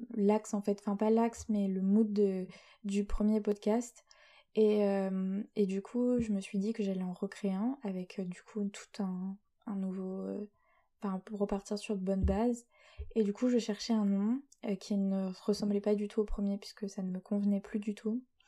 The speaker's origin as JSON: {"language": "French", "town": "Rouen", "region": "Normandy", "country": "France", "said": "je viens de Rouen, au milieu des vaches et euh, du bon fromage et de la pluie, euh, c'est-à-dire en Normandie"}